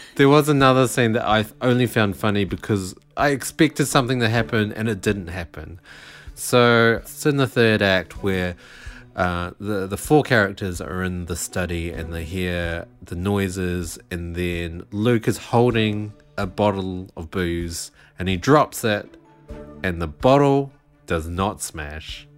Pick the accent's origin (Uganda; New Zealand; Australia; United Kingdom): New Zealand